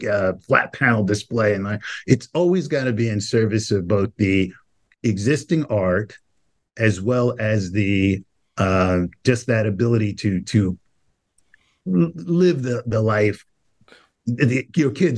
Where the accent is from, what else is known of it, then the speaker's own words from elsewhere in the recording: New York City, New York, United States; I grew up in Brownsville, Brooklyn